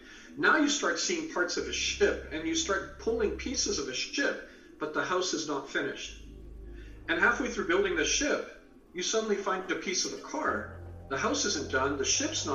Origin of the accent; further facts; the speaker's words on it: Canada; also born or lived in England; I was born in England, raised in Canada